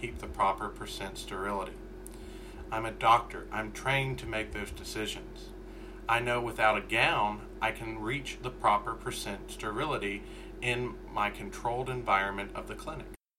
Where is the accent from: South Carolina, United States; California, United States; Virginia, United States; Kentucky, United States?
Kentucky, United States; I'm from Kentucky. We don't have a lot of millionaires in the state